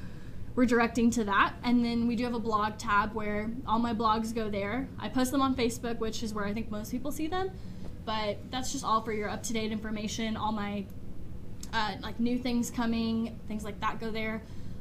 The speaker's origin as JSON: {"language": "English", "town": "Knoxville", "region": "Tennessee", "country": "United States", "tie": "born or raised there", "said": "I grew up in Knoxville"}